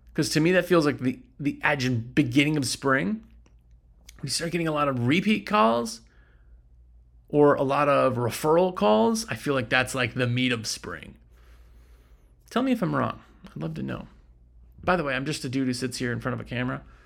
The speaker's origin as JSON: {"language": "English", "region": "Wisconsin", "country": "United States", "moved": "yes", "lives_now": "North Carolina, United States", "said": "I'm from Wisconsin"}